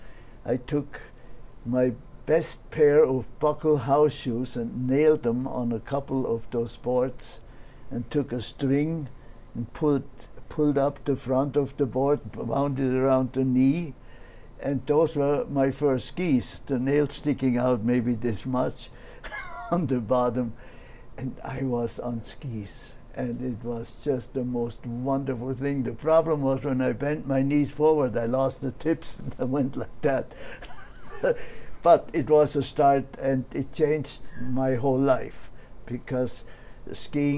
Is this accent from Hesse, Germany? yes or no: no; Oberstaufen, Bavaria, Germany; I was born in Oberstaufen, Bavaria, in the mountains.